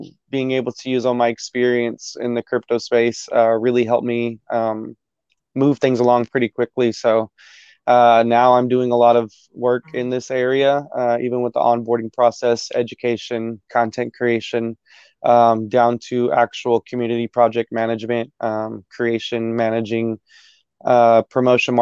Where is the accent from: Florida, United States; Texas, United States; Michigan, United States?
Texas, United States; Dallas; also born or lived in Arizona; I was born in Arizona. I grew up out here in DFW, in Dallas, Texas